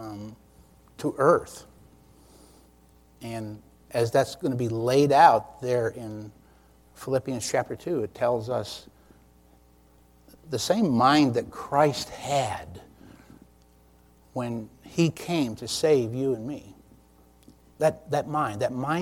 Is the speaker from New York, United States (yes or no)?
yes; New York, United States; now in Lynchburg, Virginia, United States; I'm from New York State